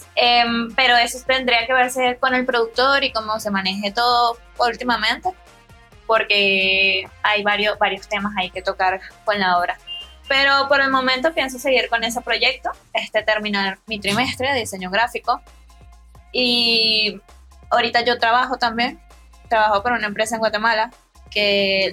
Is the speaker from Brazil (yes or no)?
no; Venezuela; Soy una joven venezolana